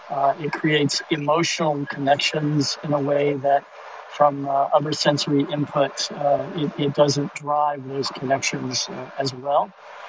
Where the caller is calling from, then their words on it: Detroit, Michigan, United States; I'm joining you from Uber in Detroit.